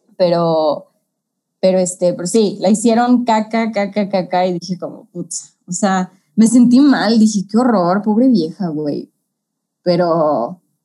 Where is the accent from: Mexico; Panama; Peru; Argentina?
Mexico; Mexico City; nosotros que somos de la CDMX